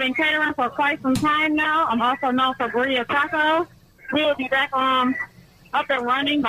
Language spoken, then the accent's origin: English; Toledo, Ohio, United States; I am from Toledo.